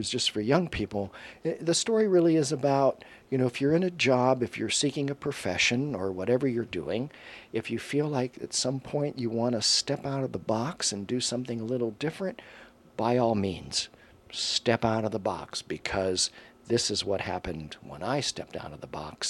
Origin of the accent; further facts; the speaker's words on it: Miami, Florida, United States; also born or lived in Polk County, Florida; I grew up in Miami till the end of to seventh grade